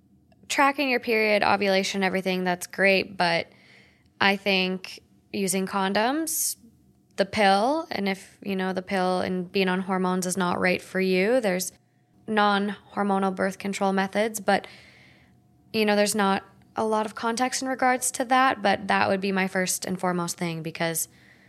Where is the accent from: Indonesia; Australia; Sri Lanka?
Australia; I am born and raised in Australia.